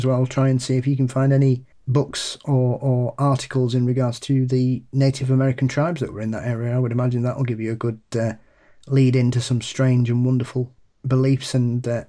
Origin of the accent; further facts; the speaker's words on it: West Midlands, United Kingdom; Anyway, I'm from the Black Country in the UK, which I'm sure Paul will be aware of.